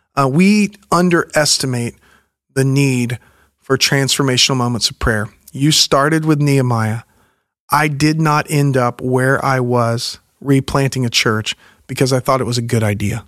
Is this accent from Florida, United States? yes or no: yes; Pensacola, Florida, United States; moved away; also born or lived in Alabama / New York / San Diego, California; I grew up in the Pensacola area